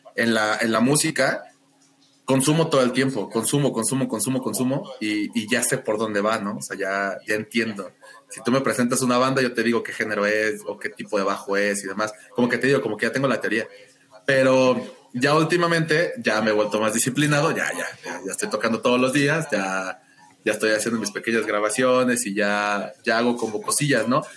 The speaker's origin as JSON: {"language": "Spanish", "country": "Mexico", "said": "como todo niño mexicano"}